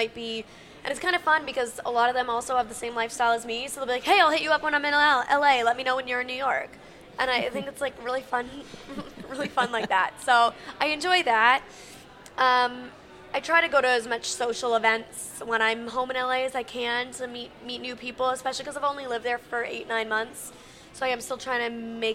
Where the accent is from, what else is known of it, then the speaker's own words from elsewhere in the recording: Canada; now in Los Angeles, United States; I'm originally from Canada, but I live in Los Angeles